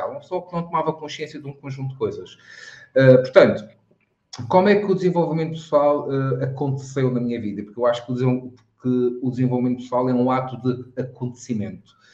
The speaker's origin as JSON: {"language": "Portuguese", "region": "Madeira", "country": "Portugal"}